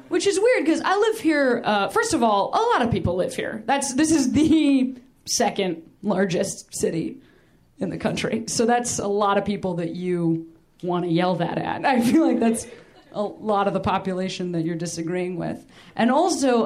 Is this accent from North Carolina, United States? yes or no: no; Chicago, Illinois, United States; I'm from Chicago. Chicago's like a city